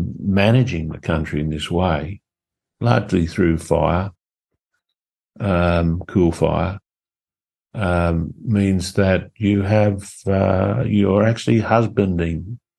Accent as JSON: {"language": "English", "country": "Australia", "said": "I feel that there's this longing to know who we are as Australian people, you know."}